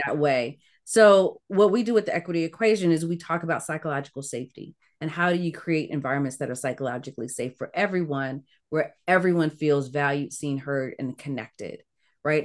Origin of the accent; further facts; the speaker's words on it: Ettrick, Virginia, United States; also born or lived in Caribbean / Newport News, Virginia; I grew up in Virginia, so part of the American South in a small town